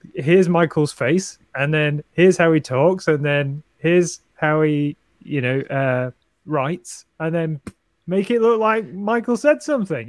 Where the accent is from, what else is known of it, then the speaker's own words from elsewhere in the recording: United Kingdom; I'm British